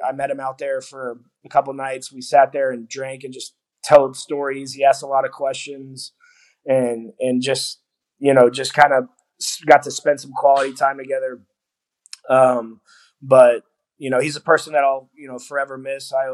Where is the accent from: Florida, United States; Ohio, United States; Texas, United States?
Texas, United States; Houston; I'm from Houston